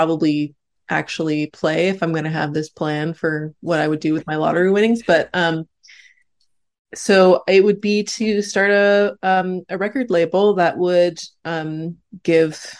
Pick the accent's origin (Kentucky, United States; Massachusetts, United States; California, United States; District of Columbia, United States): California, United States; I'm very Californian